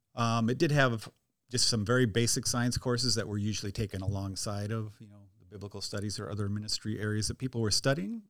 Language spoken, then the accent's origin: English; near Rochester, southern Minnesota, United States; I grew up actually on a dairy farm about twenty minutes straight west of Rochester